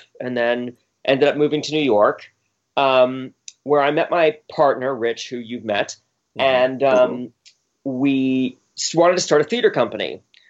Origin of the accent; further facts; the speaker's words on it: Bermuda; I grew up in Bermuda of all places, which is a British colony.